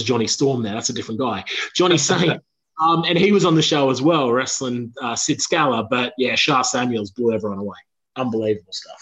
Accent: Australia; I'm from Australia.

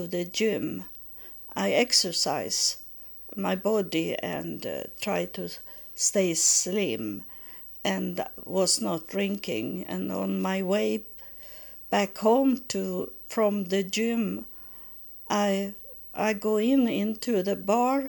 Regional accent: Sweden; English is a second language; moved away as an adult; also born or lived in Texas, United States; we moved back from Texas to Sweden in 1999.

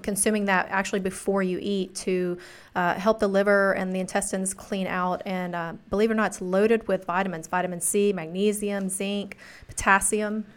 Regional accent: the South, United States; I'm from the South

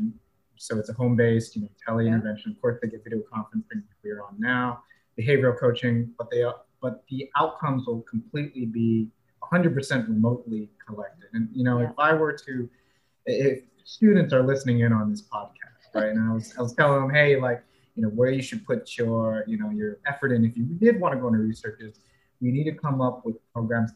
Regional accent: California, United States; moved away as an adult; now in Alabama, United States; I'm from California, I was born and raised there, but now I'm in Alabama

